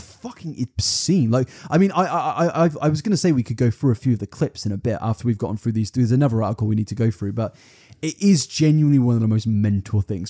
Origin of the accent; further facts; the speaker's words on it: United Kingdom; we're British